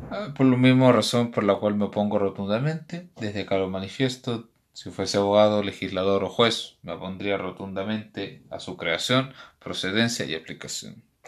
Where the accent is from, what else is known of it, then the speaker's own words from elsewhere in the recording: Chile; en nuestro país